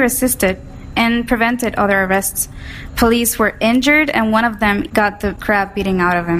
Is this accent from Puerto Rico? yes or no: yes; Puerto Rico; We're anarcho-queers from Puerto Rico.